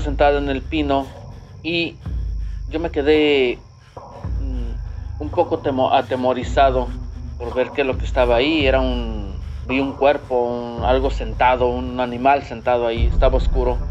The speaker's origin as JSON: {"language": "Spanish", "region": "Tlaxcala", "country": "Mexico", "moved": "as an adult", "lives_now": "United States", "said": "yo soy del estado de Tlaxcala"}